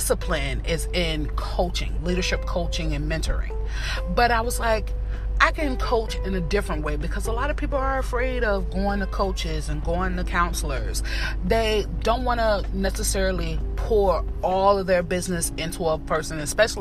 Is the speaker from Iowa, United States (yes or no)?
no; Northern Virginia, United States; I am from Virginia, North of Virginia to be exact.